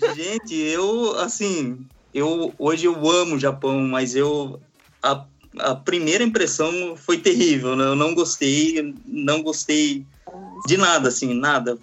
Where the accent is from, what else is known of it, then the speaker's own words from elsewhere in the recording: Brazil; moved away as an adult; now in Japan; Eu sou brasileiro também, né? Não sou descendente, eu sou casado com descendente